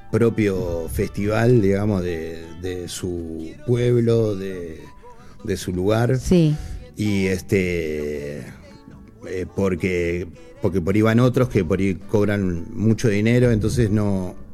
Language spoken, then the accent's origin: Spanish; Buenos Aires, Argentina; yo nací aquí en Buenos Aires y mi viejo de Tostado, Santa Fe.